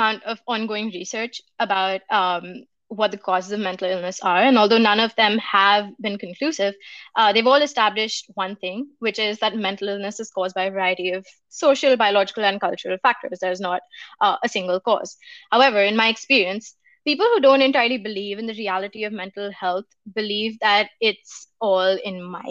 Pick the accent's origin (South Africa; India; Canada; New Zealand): India; moved away; I come from India, and in my community